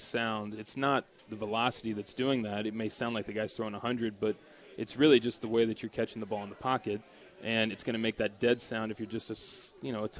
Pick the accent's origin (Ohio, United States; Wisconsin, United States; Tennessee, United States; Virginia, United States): Ohio, United States; Cincinnati; I'm from Cincinnati. I grew up a Reds fan